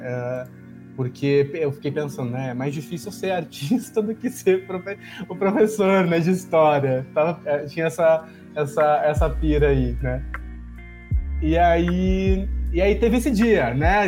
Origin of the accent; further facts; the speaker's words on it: Porto Alegre, Rio Grande do Sul, Brazil; cresci no, no, em Porto Alegre